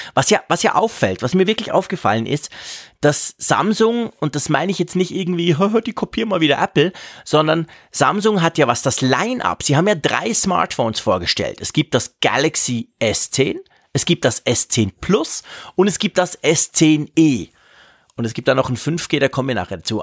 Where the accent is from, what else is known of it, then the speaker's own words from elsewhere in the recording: Switzerland; bei uns in der Schweiz